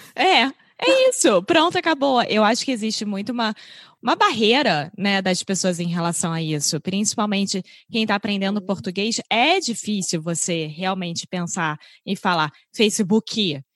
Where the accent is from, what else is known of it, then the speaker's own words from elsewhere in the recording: Rio de Janeiro, Brazil; accent: carioca; o meu sotaque é carioca e muito carioca. É carioca da gema. Você nasceu lá. Nasci lá lá.